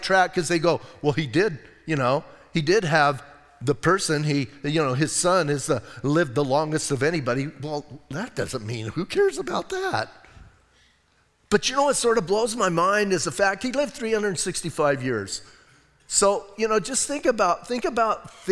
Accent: Bisbee, Arizona, United States; I'm from Bisbee.

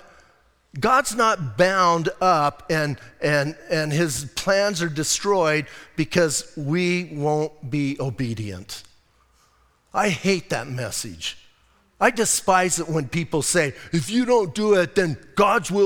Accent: Bisbee, Arizona, United States; moved away as an adult; now in Sierra Vista, United States; I was born in Bisbee. I'm going to die in Bisbee

